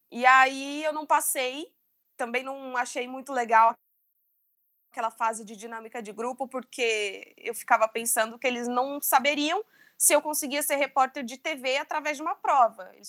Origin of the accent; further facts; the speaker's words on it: São João da Boa Vista, São Paulo, Brazil; now in São Paulo, Brazil; Estou em São Paulo há quase 10 anos, vim do interior de São João da Boa Vista.